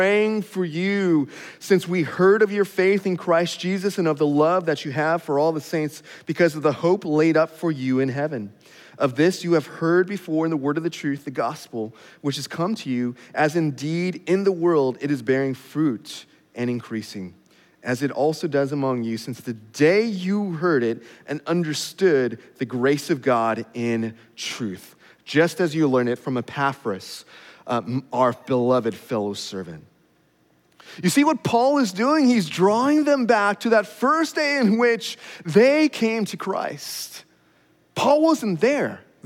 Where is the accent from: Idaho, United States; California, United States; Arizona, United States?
California, United States; moved away; I'm a Californian